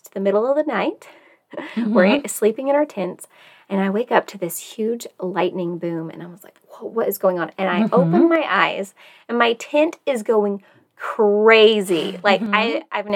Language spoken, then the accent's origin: English; Tennessee, United States; I grew up in Tennessee.